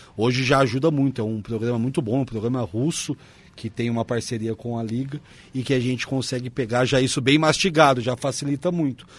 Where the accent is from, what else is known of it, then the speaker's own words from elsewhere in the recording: Londrina, Paraná, Brazil; moved away as an adult; now in Caxias do Sul, Brazil; eu sou de Londrina, no Paraná